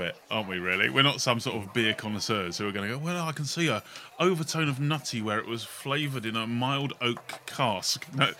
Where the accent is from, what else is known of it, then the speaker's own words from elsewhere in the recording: United Kingdom; I'm British